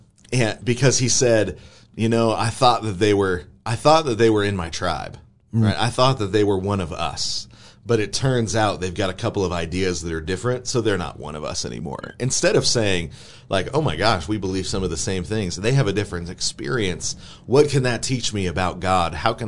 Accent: Atlanta, Georgia, United States; I'm having a really hard time connecting with them because of how I grew up in Atlanta, right?

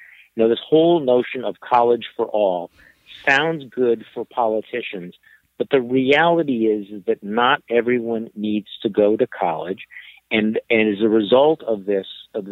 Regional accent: Wisconsin, United States; I went to one big university here in my home state of Wisconsin

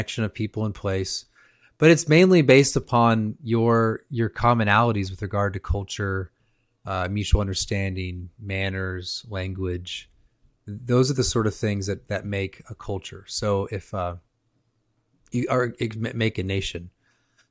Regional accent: California, United States; I grew up in California

